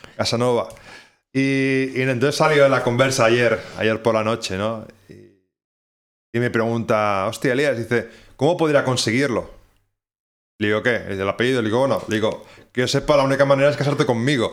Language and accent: Spanish; Barcelona, Catalonia, Spain; moved away as an adult; also born or lived in Ireland; now in Oulu, Finland; soy de Barcelona